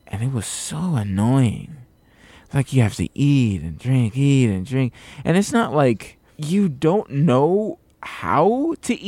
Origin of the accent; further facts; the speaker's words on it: Florida, United States; also born or lived in Atlanta; now in California, United States; I grew up in Florida